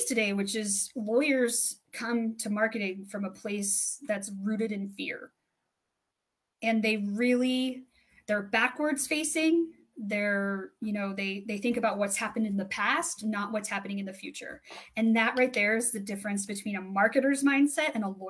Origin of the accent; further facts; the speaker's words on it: 10 minutes from Nebraska, Colorado, United States; my hometown's 10 minutes from Nebraska